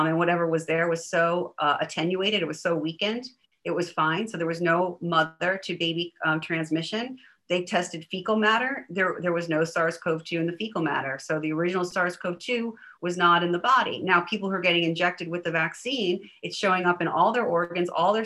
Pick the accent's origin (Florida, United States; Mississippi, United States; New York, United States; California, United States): New York, United States; moved away; I'm from New York originally